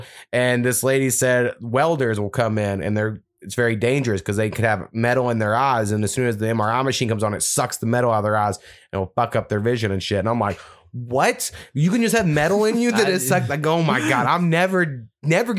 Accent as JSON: {"language": "English", "region": "Oklahoma", "country": "United States", "tie": "born or raised there", "said": "My hometown is on the Chisholm Trail"}